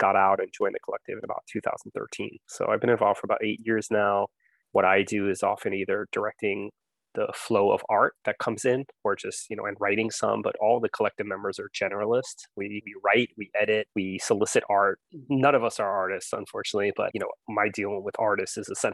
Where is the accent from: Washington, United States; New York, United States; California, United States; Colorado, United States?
New York, United States; New York City; I am from Queens, New York